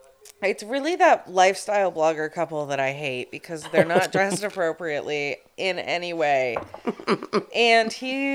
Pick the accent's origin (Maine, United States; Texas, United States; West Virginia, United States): Maine, United States; It looks like that was shot in my hometown.